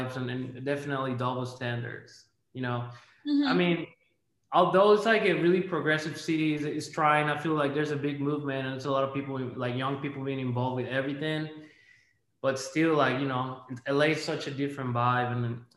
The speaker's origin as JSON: {"language": "English", "country": "Panama", "moved": "yes", "lives_now": "United States", "said": "I'm from Panama originally, but I live in the States now."}